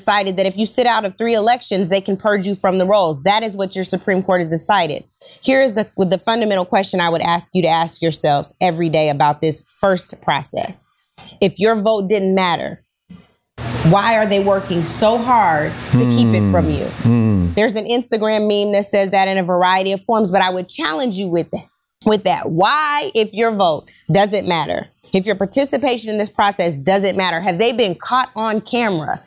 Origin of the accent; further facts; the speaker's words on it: Seattle, Washington, United States; I'm from Seattle, so again, a position of privilege. In the 206